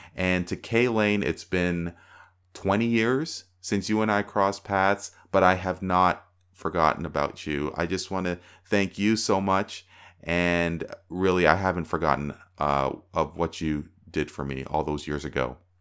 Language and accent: English; Toronto, Ontario, Canada; I'm from Toronto